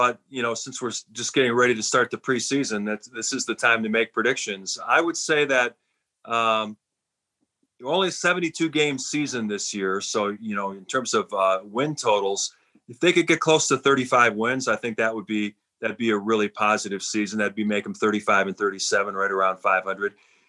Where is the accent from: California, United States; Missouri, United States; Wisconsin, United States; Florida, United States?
Wisconsin, United States; Milwaukee; moved away as an adult; now in Chicago, United States; I grew up in Milwaukee, so I was a Bucks fan as a kid, and I've been in Chicago now for the last 30 years